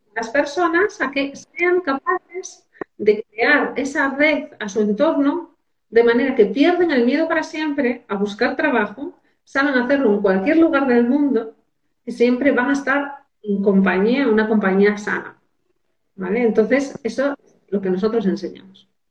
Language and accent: Spanish; Asturias, Spain; also born or lived in Madrid; me puse como ingeniera de montes en mi pueblo